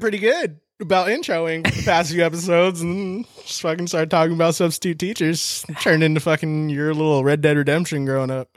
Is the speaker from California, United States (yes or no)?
yes; San Diego, California, United States; I'm from San Diego. Like, we're in San Diego. I'm from San Diego. Like, I grew up with your brother